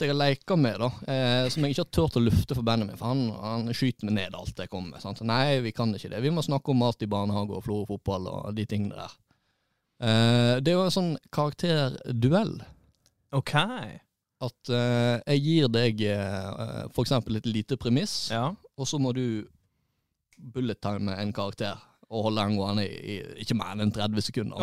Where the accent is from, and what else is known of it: Florø, Vestland, Norway